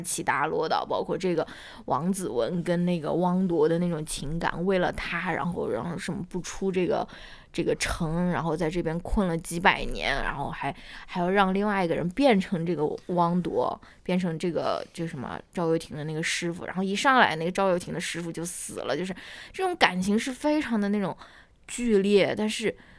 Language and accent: Chinese; northern China, China; 我是一个北方人